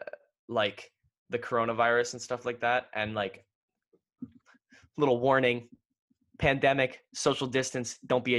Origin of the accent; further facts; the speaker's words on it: Ontario, Canada; I'm from Ontario.